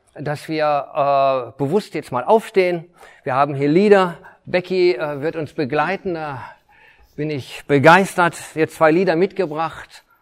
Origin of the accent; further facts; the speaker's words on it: Detmold, North Rhine-Westphalia, Germany; ich bin eigentlich ja Detmolder, äh, bin hier groß geworden